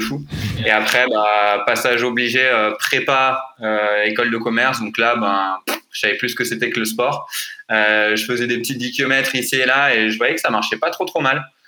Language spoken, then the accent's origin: French; France; on est français